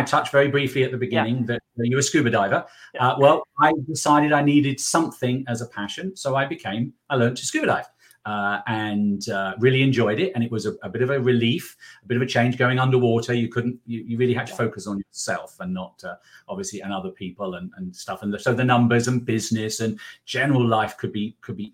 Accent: England, United Kingdom; now in South Carolina, United States; We currently reside in South Carolina, where we're working with some clients, but you can guess from my accent that I'm from England

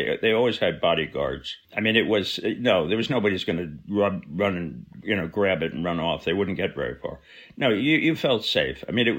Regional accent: New Jersey, United States; I was a kid from New Jersey

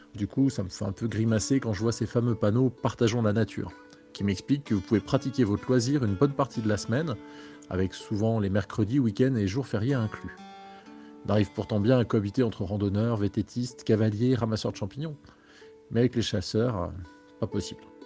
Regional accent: Annecy, Auvergne-Rhône-Alpes, France; j'ai grandi sur Annecy

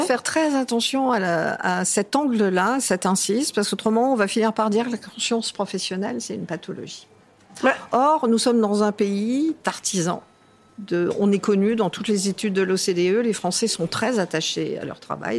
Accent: Cannes, Provence-Alpes-Côte d'Azur, France; moved away; Je suis toujours dans le midi, puisque je suis canoise d'origine

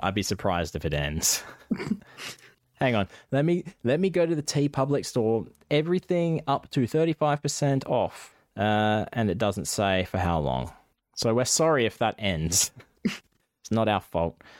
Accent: Scotland, United Kingdom; accent: Scottish; my Scottish accent

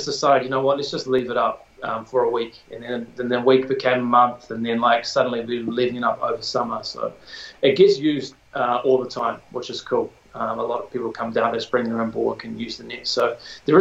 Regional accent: Tauranga, Bay of Plenty, New Zealand; I grew up in Tauranga, went to Otamoto College

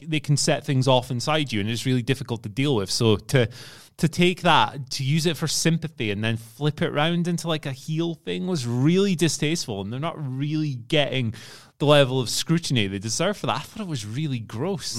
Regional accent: Scotland, United Kingdom; being a Scottish man, I am well connected to every person from Scotland

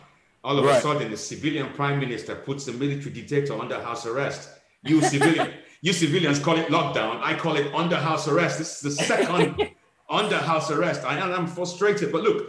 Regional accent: Scotland, United Kingdom; You have made an assumption that I'm from Africa. I'm from Scotland, man.

